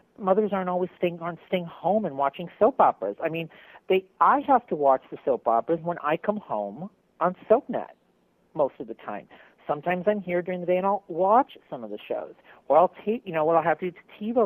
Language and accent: English; Milwaukee, Wisconsin, United States; moved away; I'm from Milwaukee, Wisconsin originally